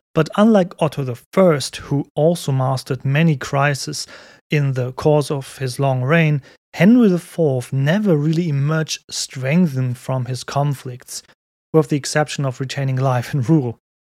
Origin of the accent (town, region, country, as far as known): Cologne, North Rhine-Westphalia, Germany; born or raised there